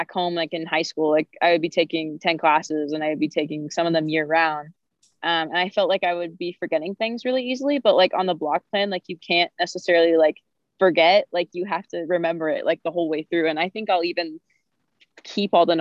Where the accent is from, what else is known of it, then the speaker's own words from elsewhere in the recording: Missouri, United States; we grew up in Missouri